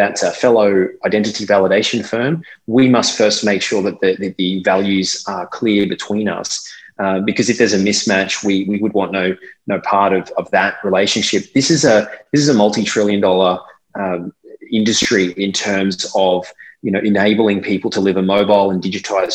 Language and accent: English; Australia; now in Dubai, United Arab Emirates; this was my culture in being an Australian